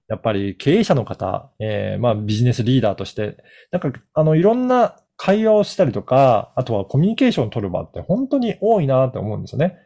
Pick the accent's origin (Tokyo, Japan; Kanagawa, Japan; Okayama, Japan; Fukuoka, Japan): Okayama, Japan; moved away; 私実家が岡山